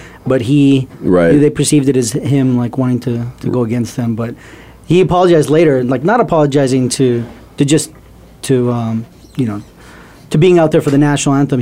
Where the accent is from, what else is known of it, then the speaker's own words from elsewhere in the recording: New Mexico, United States; I'm from New Mexico, and there's no professional team out in the middle of nowhere